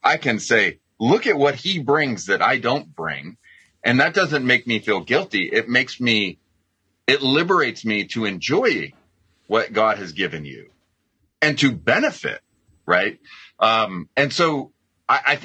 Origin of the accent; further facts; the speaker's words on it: United States; I'm an American